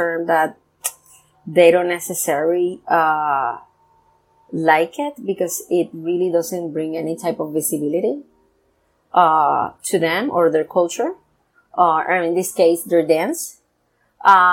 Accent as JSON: {"language": "English", "country": "Puerto Rico", "said": "I come from Puerto Rico"}